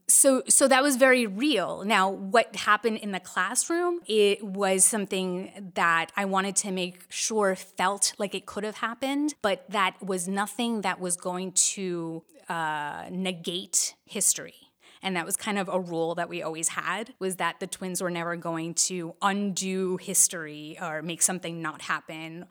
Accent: New Jersey, United States; we're bo-, both born and raised in New Jersey

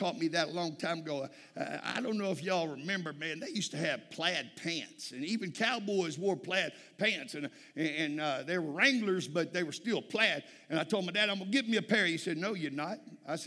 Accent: South Texas, United States; I'm from Texas, South Texas

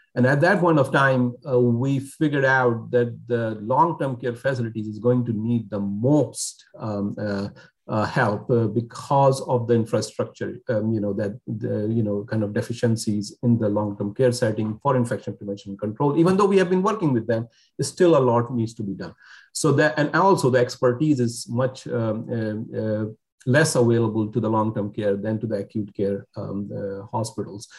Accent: Karachi, Sindh, Pakistan; also born or lived in North Carolina; now in Nebraska, United States; I'm originally from Pakistan. I was born there um, in, in a city called Karachi in Pakistan.

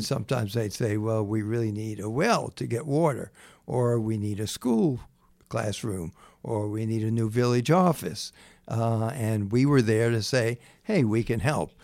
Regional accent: Jacksonville, Florida, United States; born or raised there; also born or lived in North Carolina

